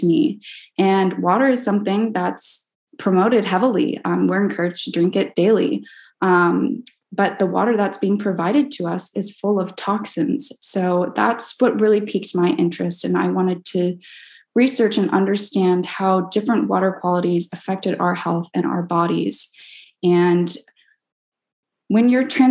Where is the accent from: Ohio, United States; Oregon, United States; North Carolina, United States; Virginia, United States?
Oregon, United States; also born or lived in Texas; now in Laguna Beach, United States; I grew up in Oregon most of my life